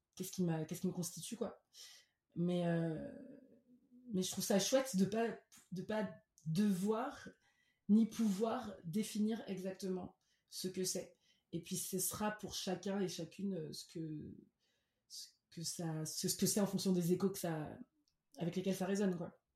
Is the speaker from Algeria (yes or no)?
no; Cameroon; first language French; moved away as an adult; also born or lived in France; now in Lyon, France; J'ai grandi au Cameroun. Euh, de mes 5 à mes 18 ans, après une toute petite enfance ici en France